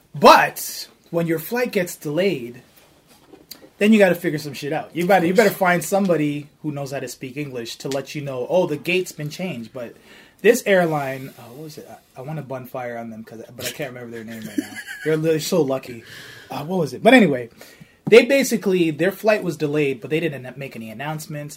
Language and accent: English; Toronto, Ontario, Canada; I'm from Toronto